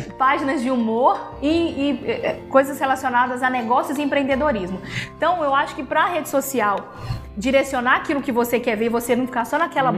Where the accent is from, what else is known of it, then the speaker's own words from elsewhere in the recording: Caratinga, Minas Gerais, Brazil; Sou daqui de Caratinga, trabalho muito aqui, amo ser da minha cidade, amo a minha cidade